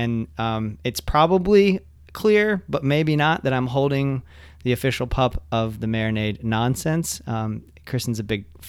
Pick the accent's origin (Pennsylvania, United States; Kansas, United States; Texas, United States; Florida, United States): Florida, United States; Ocala; moved away as an adult; also born or lived in Jacksonville, Florida; now in Orlando, United States; I grew up in Ocala